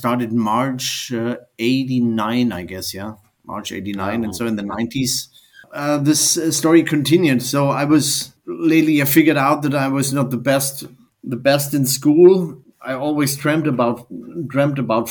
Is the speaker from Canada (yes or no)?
no; Germany; I'm from Germany.